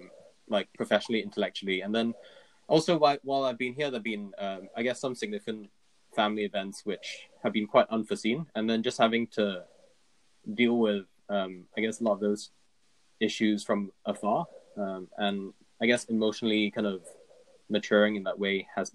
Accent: Singapore; Singapore, as a British colony, gets a lot of like British media. So I grew up like kind of watching BBC things

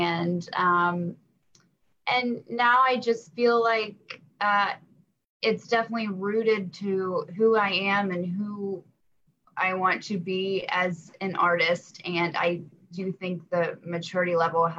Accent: Knoxville, Tennessee, United States; also born or lived in Alabama; I was raised in Knoxville, but I was born in Alabama

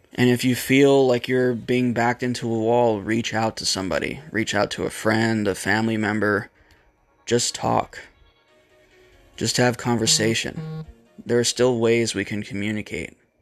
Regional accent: United States; my fellow Americans

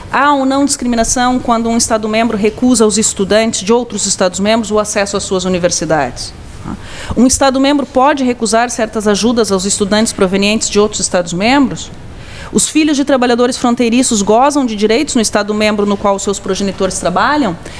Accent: Brazil; moved away

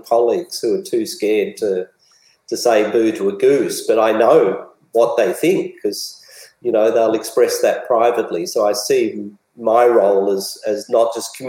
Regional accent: Australia; I'm a very proud Australian

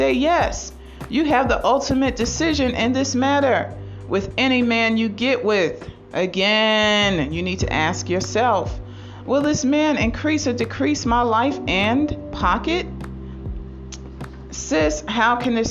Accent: United States; we as American women

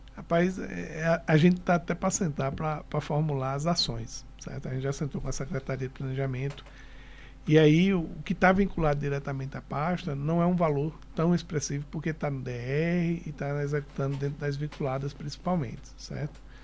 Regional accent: Recife, Pernambuco, Brazil; moved away as an adult; also born or lived in Garanhuns / Olinda; apesar de eu ter nascido em Garanhuns, com seis anos de idade eu fui para Recife, fui criado em Olinda em Recife até os 28 anos de idade.

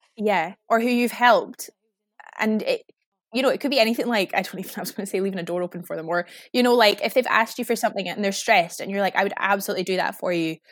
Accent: Inverness, Scotland, United Kingdom; also born or lived in Glasgow; now in Edinburgh, United Kingdom; I am originally from Inverness in the Highlands of Scotland

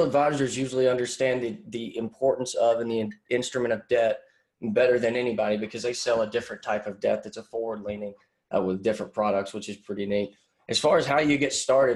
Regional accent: Pottsboro, Texas, United States; I grew up in Podunk, Pottsboro, Texas.

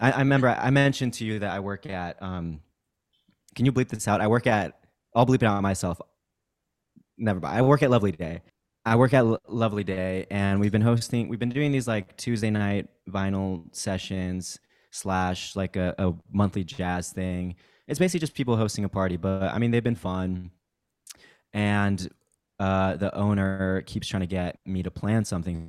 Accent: Kansas, United States; also born or lived in Mexico City, Mexico; I, I moved to Kansas when I was in third grade and went to, like, high school there, but I'm originally from Mexico City

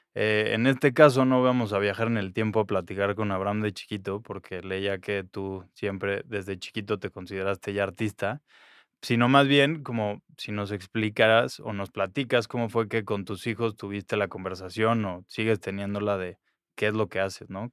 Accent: Mexico City, Mexico; yo iba creciendo ese mismo tiempo en la Ciudad de México

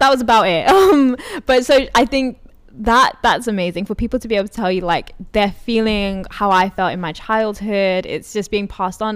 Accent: London, United Kingdom; I'm from Brent

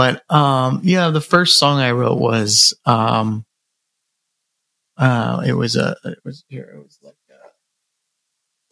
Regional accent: Clearwater, Florida, United States; I was born in Clearwater, Florida, and, you know, kind of not really a small town, not really rural, but beach town, and I grew up there

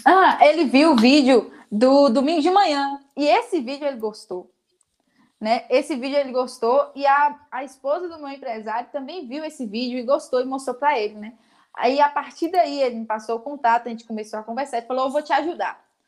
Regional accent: Vitória da Conquista, Bahia, Brazil; Eu sou daqui de Conquista, né? Da zona rural daqui que se chama Limeira, cabeceira do Jiboia, na verdade, mas todo mundo conhece como Limeira, meu país Limeira

